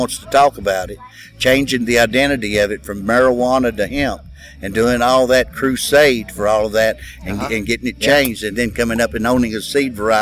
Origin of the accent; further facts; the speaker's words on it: Kentucky, United States; I was born in Kentucky